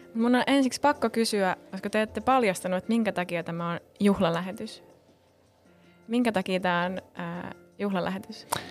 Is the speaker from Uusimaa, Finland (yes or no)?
yes; Helsinki, Uusimaa, Finland; Mä oon helsinkiläinen, täällä Kruunhaasta kotoisin